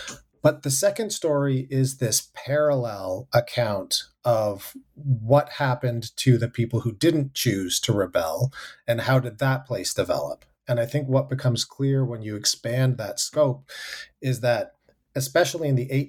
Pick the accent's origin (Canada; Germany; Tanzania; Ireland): Canada; now in United States; growing up in Canada, it is impossible to ignore the United States. But then when I moved to the United States, I realized living in America, it's actually very easy to ignore Canada.